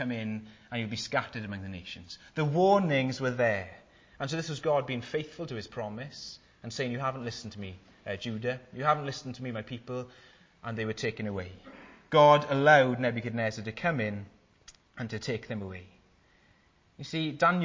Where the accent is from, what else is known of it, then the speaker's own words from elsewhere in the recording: Wales, United Kingdom; I'm Welsh